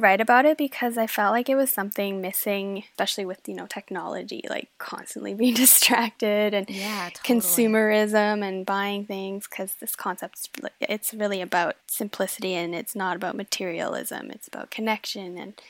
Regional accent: Denmark; born or raised there

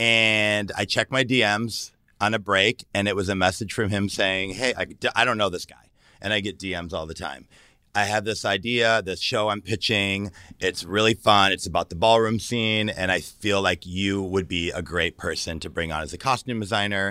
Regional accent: Detroit, Michigan, United States; moved away as an adult; also born or lived in Los Angeles; now in San Francisco, United States; I grew up in Detroit, Michigan

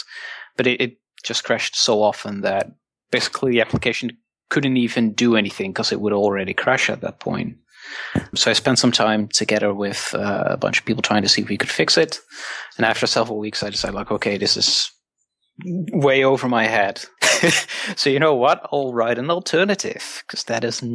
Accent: Netherlands; from the Netherlands

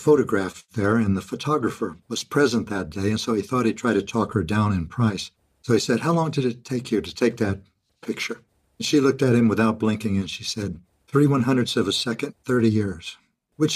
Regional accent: Kansas, United States; moved away as an adult; I was born in Kansas in a small rural town to lower middle class family.

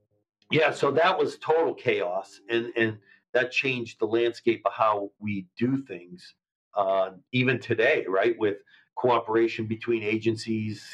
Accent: Erie, Pennsylvania, United States; moved away as an adult; also born or lived in Edinboro, Pennsylvania / New York City / Cincinnati; that's my hometown.

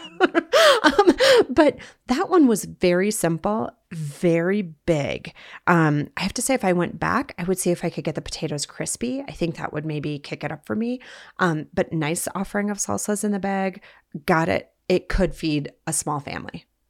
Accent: Bismarck, North Dakota, United States; now in Salt Lake City, United States; Before I was a Uton, I was a North Dakotan, born and raised in Bismarck, North Dakota

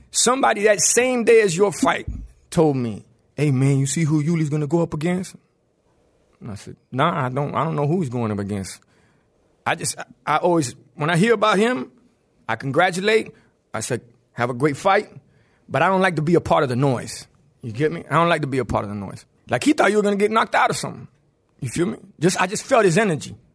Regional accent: Miami-Dade, Florida, United States; You're right, I'm from Dade, baby.

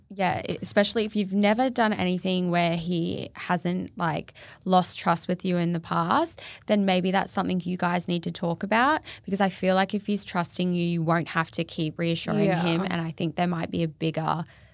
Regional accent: Singapore; born or raised there; now in Gold Coast, Australia

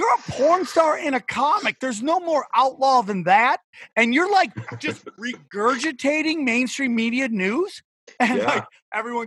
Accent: United States; I love being an American

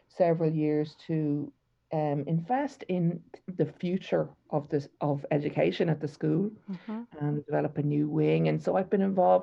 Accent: Ennis, Munster, Ireland; moved away; I'm from Ennis in County Clare

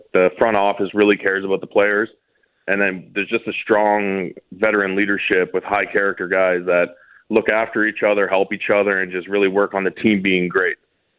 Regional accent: Toronto, Ontario, Canada; also born or lived in Winnipeg; Yeah, I was born and raised here

